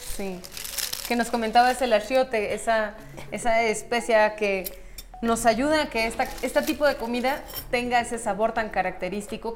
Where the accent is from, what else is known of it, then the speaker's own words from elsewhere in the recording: Mexico; nuestra identidad como mexicanas y mexicanos